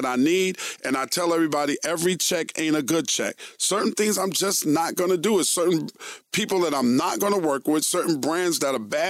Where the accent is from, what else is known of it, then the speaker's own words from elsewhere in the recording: New York City, New York, United States; also born or lived in Brooklyn, New York; Still live in the house that I grew up in Queens